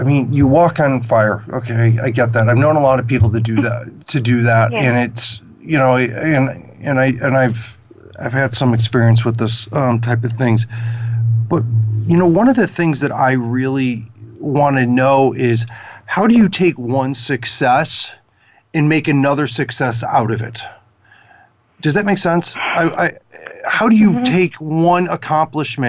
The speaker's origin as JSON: {"language": "English", "town": "Chicago", "region": "Illinois", "country": "United States", "said": "I'm from Chicago"}